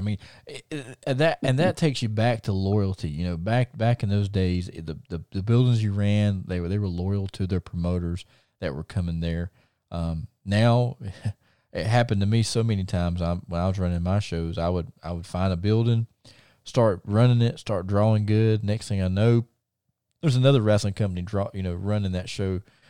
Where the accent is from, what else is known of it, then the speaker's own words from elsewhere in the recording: Thomasville, North Carolina, United States; my hometown of Thomasville